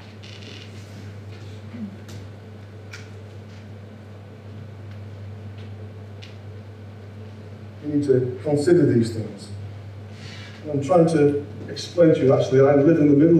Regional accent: Yorkshire and the Humber, United Kingdom; I'm a Yorkshireman

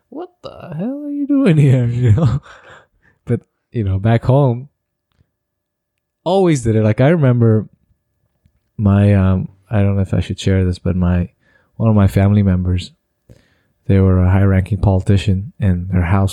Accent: India; now in Canada; growing up in India, we always had people over.

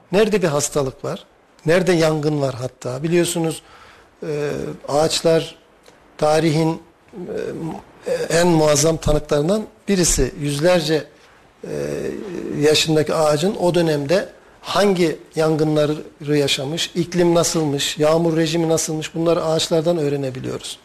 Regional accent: Talas, Kayseri Province, Turkey; biz çocukken çay bağlarında bağımız var. Talaslıyım bu arada ben.

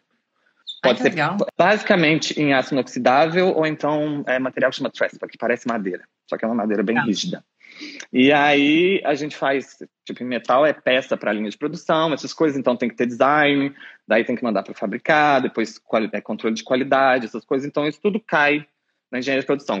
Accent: São João del-Rei, Minas Gerais, Brazil; moved away as an adult; also born or lived in Belo Horizonte; now in Dublin, Ireland; Eu sou do interior de Minas, São João del Rei.

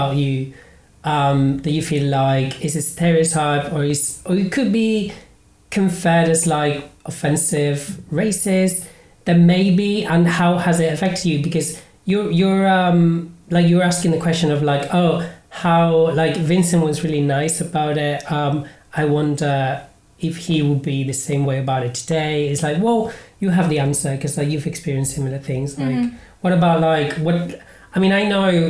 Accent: Cartagena, Region of Murcia, Spain; moved away as an adult; now in London, United Kingdom; growing up in Cartagena, Spain

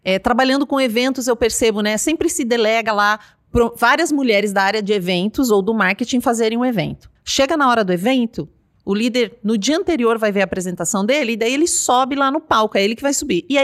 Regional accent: Paraná, Brazil; now in São Paulo, Brazil; quando eu cheguei em São Paulo, eu achava assim, eu vim do Paraná

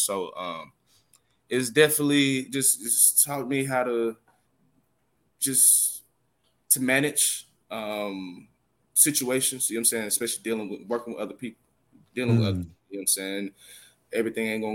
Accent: Smyrna, Georgia, United States; moved away as an adult; also born or lived in Atlanta, Georgia / Beijing, China; growing up in Georgia

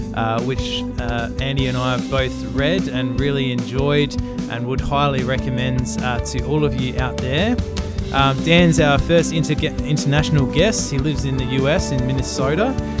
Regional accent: Australia; Yeah, I'm the Aussie one.

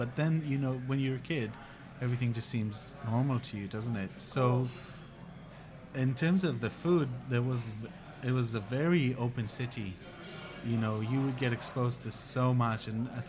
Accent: Jerusalem, Jerusalem District, Israel; I'm from Jerusalem. I grew up in Jerusalem.

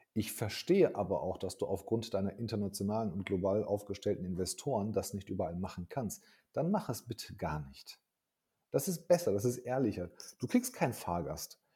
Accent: Hagen, North Rhine-Westphalia, Germany; aber ich komme aus Hagen, ich bin in Deutschland geboren.

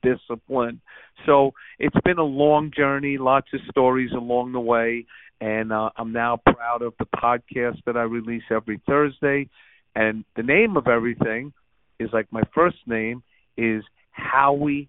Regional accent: New York City, New York, United States; I'm a New Yorker. I grew up there. And I learned a lot about life on the streets of growing up in Brooklyn.

